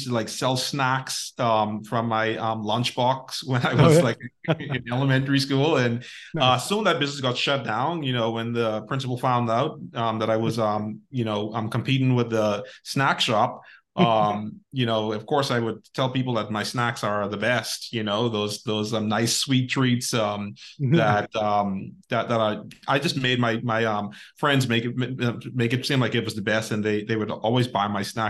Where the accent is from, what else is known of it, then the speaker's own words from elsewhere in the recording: Bahamas; also born or lived in United States; now in Dominican Republic; I'm from the Bahamas and living in the Dominican Republic, you know, temporarily with my wife.